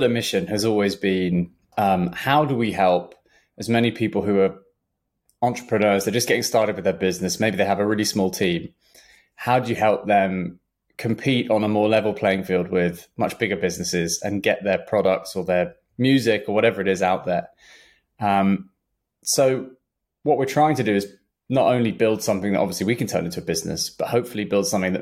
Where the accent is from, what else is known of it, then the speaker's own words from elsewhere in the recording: London, United Kingdom; I grew up in Southwest London